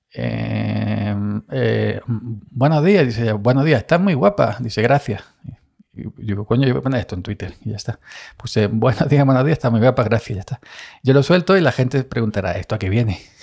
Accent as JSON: {"language": "Spanish", "region": "Andalusia", "country": "Spain", "said": "soy andaluz"}